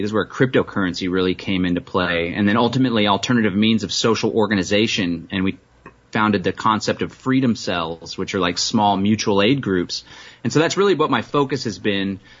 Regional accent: Austin, Texas, United States; I hail from Austin, Texas.

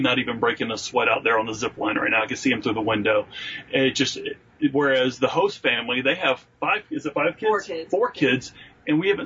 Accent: northern Ohio, United States; moved away; So I'm a Yankee. I grew up in Ohio, northern Ohio at that.

